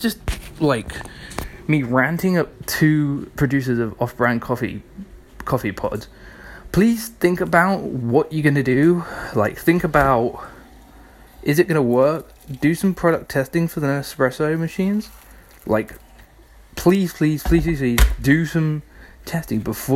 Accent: United Kingdom; we're British

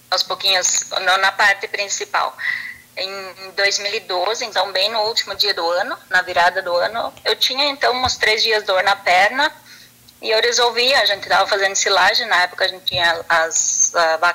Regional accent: Derrubadas, Rio Grande do Sul, Brazil; now in Picada Café, Brazil; daí eu vim embora aqui para picar Café, que eu sou natural lá de Derubadas

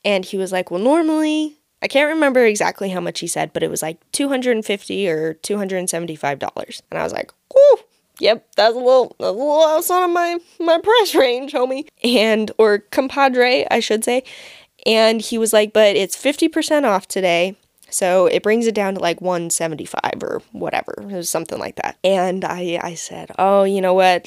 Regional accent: United States; as an American

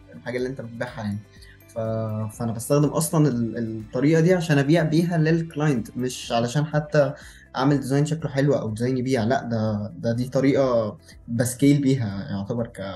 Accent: Cairo, Cairo Governorate, Egypt; moved away as an adult; also born or lived in Luxor; انا من القاهره والكليه في الاقصر

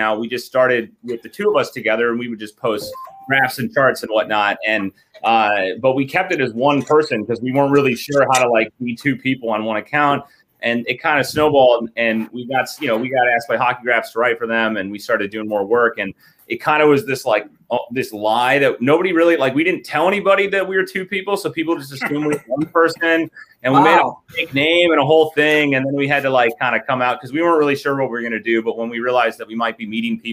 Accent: Minnesota, United States; we grew up in Minnesota

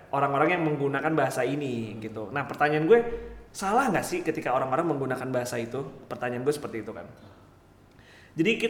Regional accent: South Jakarta, Jakarta, Indonesia; Kayak gini, gue lahir di Jaksel juga. Eh enggak, maksudnya gini, gue apa namanya besar di Jaksel juga.

